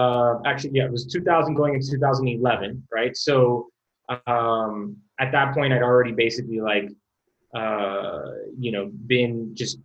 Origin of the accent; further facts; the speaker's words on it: Miami, Florida, United States; also born or lived in Bay Area; I'm born and raised in Miami.